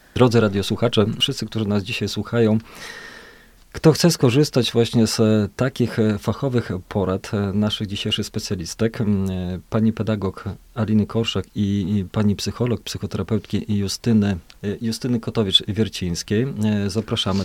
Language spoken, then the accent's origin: Polish; Podlaskie Voivodeship, Poland; tu u nas na Podlasiu